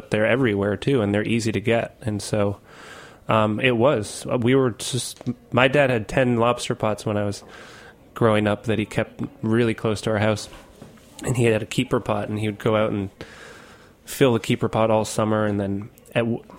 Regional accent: Chilmark, Massachusetts, United States; also born or lived in Aquinnah, Massachusetts; I grew up both in Chilmark and Aquinnah, and Aquinnah's an even smaller town on that side of the island.

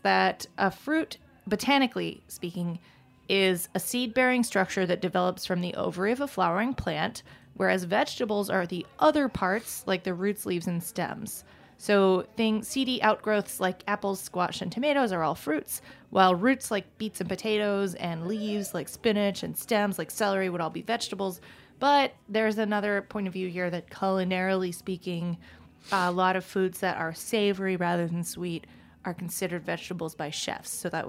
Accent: Maine, United States; I'm from Maine.

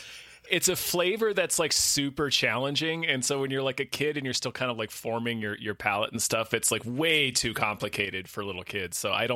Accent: Virginia, United States; where I grew up in Virginia

